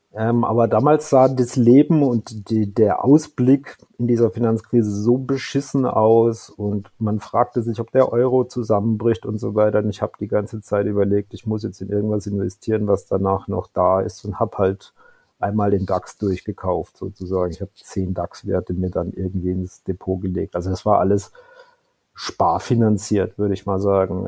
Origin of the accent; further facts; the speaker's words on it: Karlsruhe, Baden-Württemberg, Germany; 1978 geboren in Karlsruhe